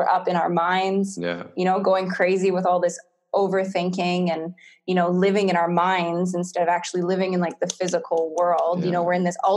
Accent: Canada; moved away as an adult; also born or lived in Whistler, Canada / Australia; now in Bali, Indonesia; I'm from Canada. We have four seasons

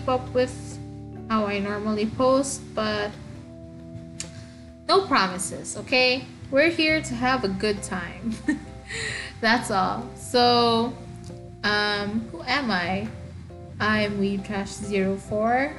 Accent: Eastern Visayas, Philippines; first language Waray; English is a second language; English is not my first language. My first language is actually Waray Waray, which is one of the many languages that you can find in the Philippines.

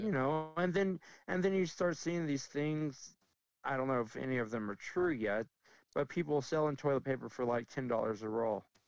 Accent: Dallas, Texas, United States; moved away as an adult; also born or lived in Las Vegas, Nevada; now in Cheyenne, United States; I grew up in Dallas, then I lived in Vegas, two very large cities

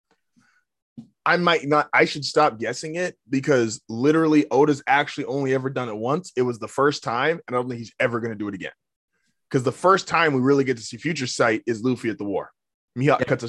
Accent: United States; we grew up in America.

